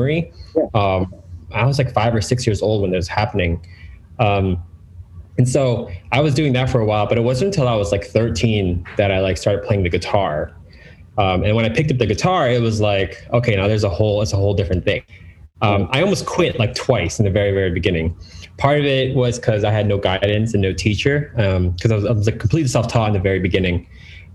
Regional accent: York, Pennsylvania, United States; I grew up in York, Pennsylvania.

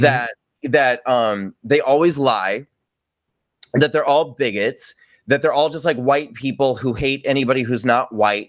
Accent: New York, United States; I'm a New Yorker

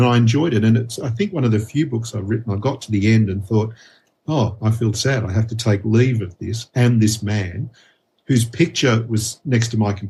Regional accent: Sydney, New South Wales, Australia; So Harold was born, and you're going to love this, across the street from where I was born in Stanmore.

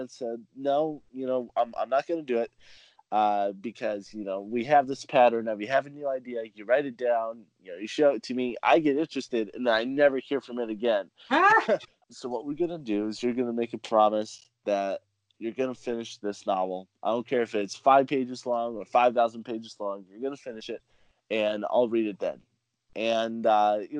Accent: California, United States; also born or lived in South America; I was born and raised in California

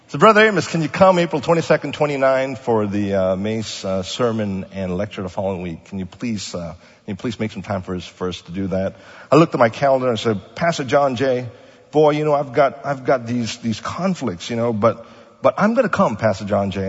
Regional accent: Kuala Lumpur, Malaysia; now in Pasadena, United States; I was born in Malaysia

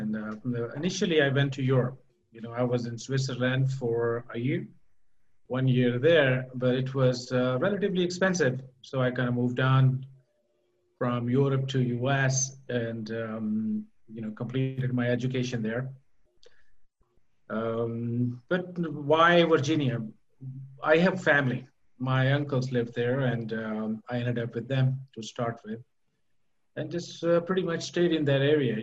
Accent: Doha, Qatar; also born or lived in Pakistan / United States; now in Querétaro, Mexico; I'm from Pakistan, but I was not born there. I was born in Doha, in Qatar. And, you know, my parents were from Pakistan, and I moved away from the Middle East, I should say, a while back, about 35 years

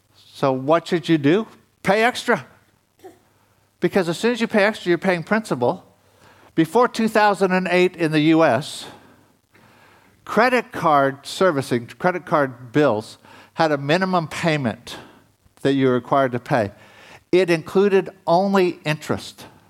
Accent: United States; being an American

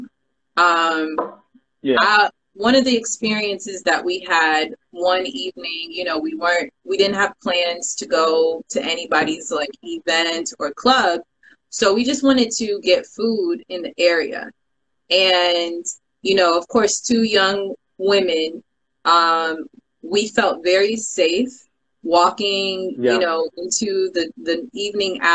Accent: Sierra Leone; not being Ghanaian, I'm Sierra Leonean.

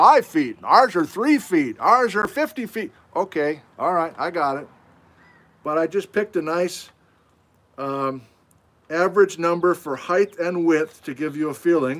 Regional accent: Wisconsin, United States; moved away; I'm from Wisconsin

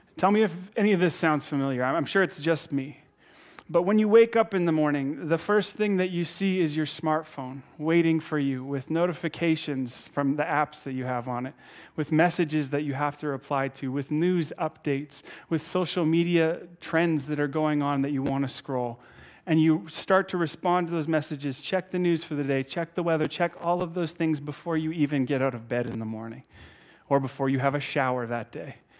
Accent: Saskatchewan, Canada; moved away; I'm from Saskatchewan originally

